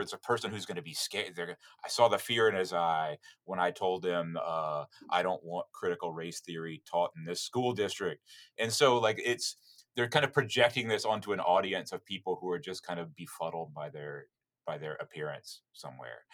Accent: Destin, Florida, United States; moved away as an adult; also born or lived in Alabama / New Orleans, Louisiana; now in Japan; I'm from Destin, Florida, the resort the resort town of Destin, Florida

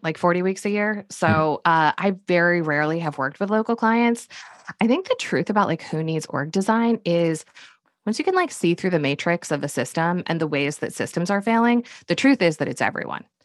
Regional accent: Connecticut, United States; also born or lived in Manhattan, New York; now in Durham, North Carolina, United States; I grew up in Connecticut and then I lived in Manhattan for a decade. And then we decamped to Durham, North Carolina about 10 years ago

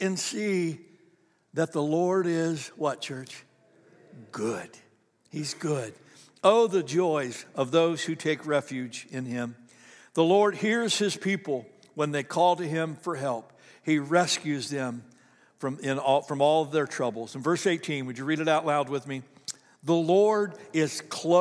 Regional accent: Ohio, United States; I grew up in Ohio

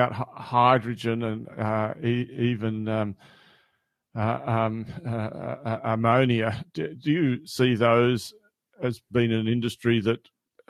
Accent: Australia; my concern as an Australian

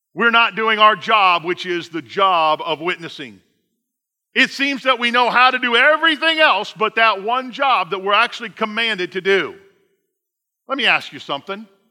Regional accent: Indiana, United States; I'm from Indiana.

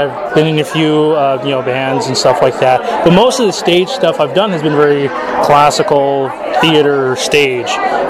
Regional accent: Whittier, California, United States; Born and raised in Whittier, California. I'm 28 years old.

